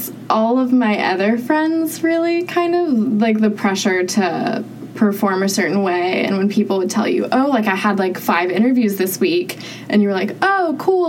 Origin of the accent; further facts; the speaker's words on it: Utah, United States; moved away as an adult; I'm from Utah. Very conservative, like not great public transportation, like hard to get around unless you like live in the city.